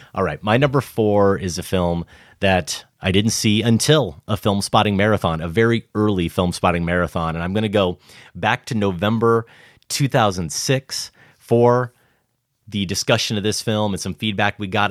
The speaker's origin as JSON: {"language": "English", "region": "Iowa", "country": "United States", "tie": "born or raised there", "said": "But I'm growing up in Iowa."}